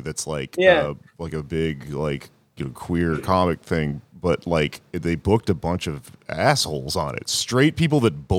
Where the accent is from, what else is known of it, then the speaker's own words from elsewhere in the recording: South Korea; English is a second language; I'm from South Korea. It's a capitalist country.